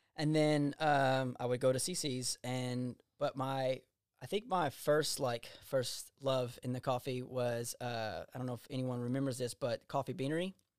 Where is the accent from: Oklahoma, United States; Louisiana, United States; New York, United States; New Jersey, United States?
Louisiana, United States; Eunice; I grew up in Eunice